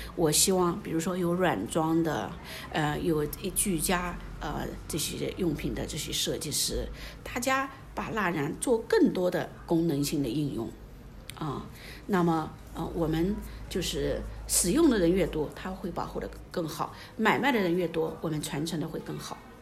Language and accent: Chinese; Anhui, China; moved away as an adult; now in Guizhou, China; 我之前在安徽，我有一个小小的织布厂